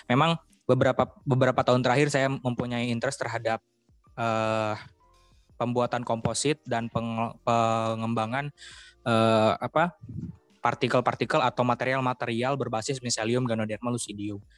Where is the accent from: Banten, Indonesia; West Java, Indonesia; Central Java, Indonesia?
Banten, Indonesia; Saya lahir dan besar di Provinsi Banten.